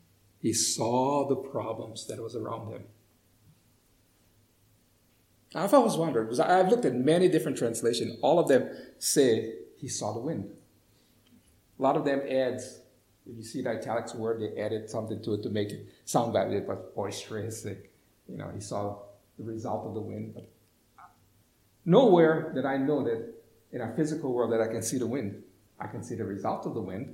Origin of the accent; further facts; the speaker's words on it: Hawaii, United States; moved away; I grew up in Hawaii.